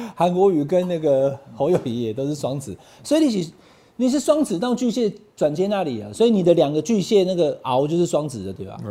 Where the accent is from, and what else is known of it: Taiwan